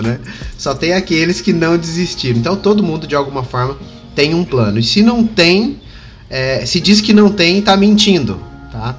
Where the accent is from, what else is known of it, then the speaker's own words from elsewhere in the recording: Batatais, São Paulo, Brazil; now in Ribeirão Preto, Brazil; hoje eu moro em Ribeirão Preto, interior de São Paulo, mas aqui do lado tem a minha cidade natal, que é Batatais.